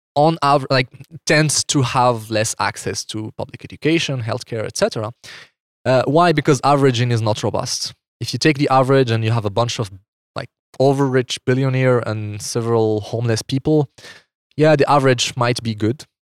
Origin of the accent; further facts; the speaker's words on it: Morocco; moved away as an adult; now in Switzerland; I'm from Morocco. I grew up in Morocco until I was twenty-one.